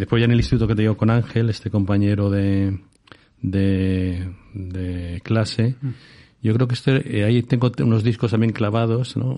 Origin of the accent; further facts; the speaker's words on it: Madrid, Community of Madrid, Spain; also born or lived in New York; yo soy de Vallecas